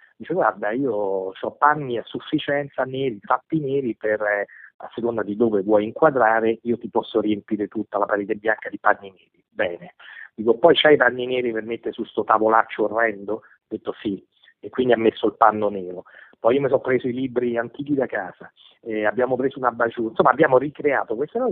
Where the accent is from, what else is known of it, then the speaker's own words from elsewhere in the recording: Rome, Lazio, Italy; siamo di Roma tutte